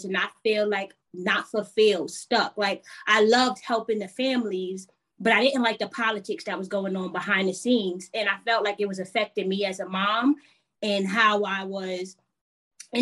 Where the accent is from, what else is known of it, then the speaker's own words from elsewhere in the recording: New York City, New York, United States; I am originally from New York City, Southside Jamaica, Queens. My family is Jamaican though